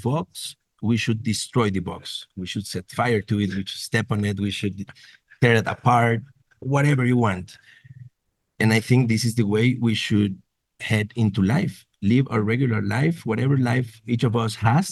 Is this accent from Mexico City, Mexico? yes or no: no; Nuevo Laredo, Tamaulipas, Mexico; I'm originally from Nuevo Laredo in border with Laredo, Texas